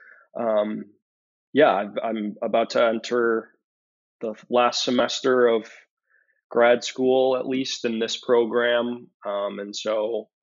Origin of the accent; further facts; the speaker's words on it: Syracuse, New York, United States; moved away as an adult; now in Buffalo, United States; I was born and raised in Syracuse, New York, which is a relatively small city in New York State